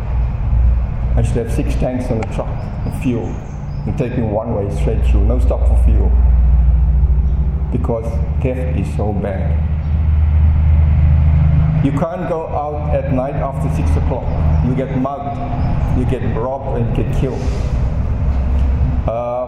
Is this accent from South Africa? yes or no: yes; Durban, KwaZulu-Natal, South Africa; moved away as an adult; also born or lived in East London, South Africa; I grew up in Durban. Durban's on the east coast of South Africa.